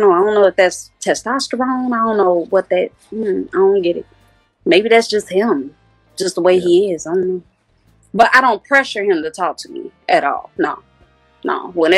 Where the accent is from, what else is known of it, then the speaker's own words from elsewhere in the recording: Nigeria; As far as my Nigerian community, I hope and pray and wish and everything that I can in my power to bring something to that culture.